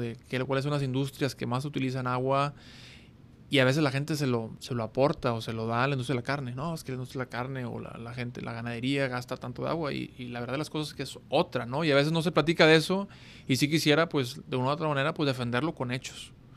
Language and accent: Spanish; Monterrey, Nuevo León, Mexico; estamos en mi tierra, estamos en, Monterrey, Nuevo León